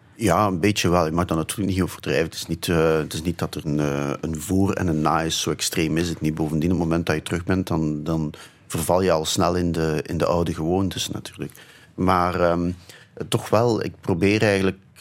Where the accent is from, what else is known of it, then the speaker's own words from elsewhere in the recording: Flanders, Belgium; also born or lived in Ghent; Ik ben in een soort typische Vlaamse verkavelingswijk opgegroeid